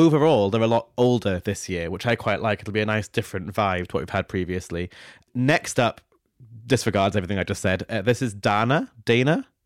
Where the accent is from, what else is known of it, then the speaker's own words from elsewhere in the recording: near Dundee, Scotland, United Kingdom; Dundee, which is literally a twenty-minute drive from my hometown